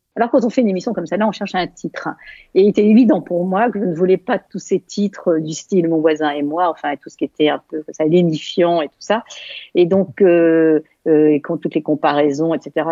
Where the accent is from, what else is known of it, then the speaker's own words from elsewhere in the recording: Valenciennes, Hauts-de-France, France; moved away as an adult; also born or lived in Germany / Hamburg; Je venais de Valenciennes.